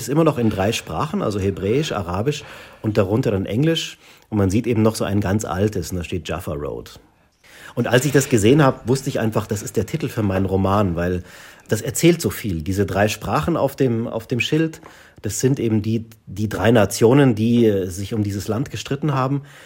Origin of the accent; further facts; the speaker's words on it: Germany; also born or lived in Munich; wir als Deutsche